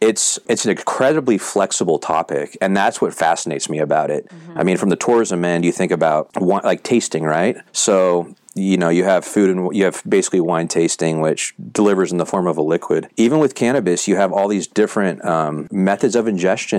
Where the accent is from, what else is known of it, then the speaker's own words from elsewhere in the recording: Sacramento, California, United States; moved away as an adult; also born or lived in San Jose, California / Italy; I grew up in Northern California. So I was born in San Jose. I was raised outside SAC